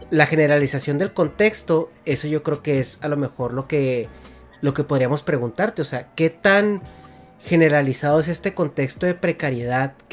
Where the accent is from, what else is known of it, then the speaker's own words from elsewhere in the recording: Mexico; moved away as an adult; now in United States; y digo, yo soy mexicano, vivo en Estados Unidos, tengo toda mi vida profesional viviendo en Estados Unidos.